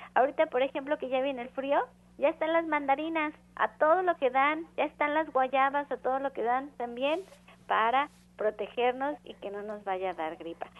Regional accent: Mexico; todos somos mexicanos

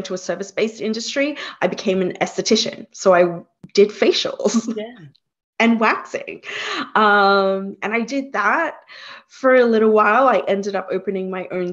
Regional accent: Australia; moved away as an adult; also born or lived in Singapore; now in Hudson Valley, United States; I was born in Singapore myself, and we migrated to Australia when I was 2

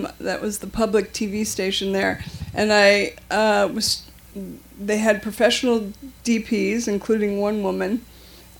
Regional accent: New York, United States; also born or lived in Madison, Wisconsin; as a child, I grew up in New York

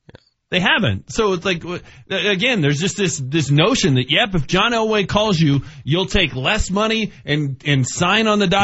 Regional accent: Denver, Colorado, United States; And I'm from Denver and I'm still going to Jacksonville.

